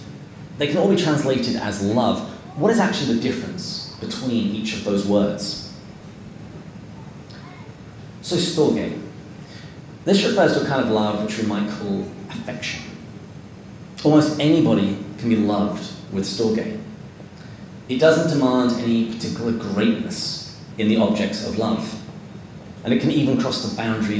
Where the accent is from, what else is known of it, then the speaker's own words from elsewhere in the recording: England, United Kingdom; as an Englishman